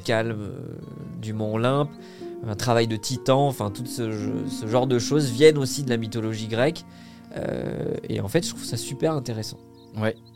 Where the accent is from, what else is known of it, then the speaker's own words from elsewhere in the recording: Vitry-sur-Seine, Île-de-France, France; also born or lived in Quimper, Brittany; je suis breton, né à Quimper, très fier. banlieusard, j'ai grandi à Vitry-sur-Seine, en région parisienne